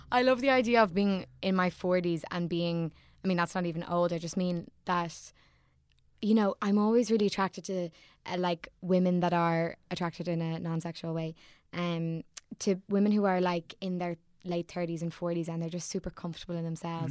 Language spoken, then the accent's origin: English; Sandycove, Leinster, Ireland; I'm from Sandy Cove